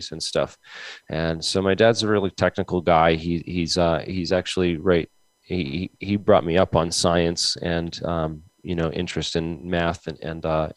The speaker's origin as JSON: {"language": "English", "town": "Mansfield", "region": "Massachusetts", "country": "United States", "tie": "born or raised there", "moved": "yes", "lives_now": "Rhode Island, United States", "said": "I was born in Southeastern Mass. Actually, I grew up in between Boston and Providence in a town called Mansfield"}